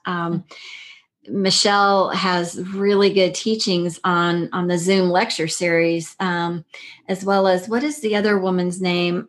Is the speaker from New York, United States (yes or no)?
no; El Paso, Texas, United States; also born or lived in Fort Worth, Texas; I grew up in El Paso, right near New Mexico, right near White Sands.